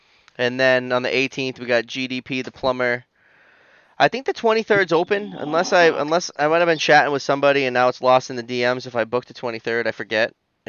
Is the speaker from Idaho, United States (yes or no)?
no; Massachusetts, United States; accent: Massachusetts; I don't necessarily have a Boston accent. I got a Massachusetts accent.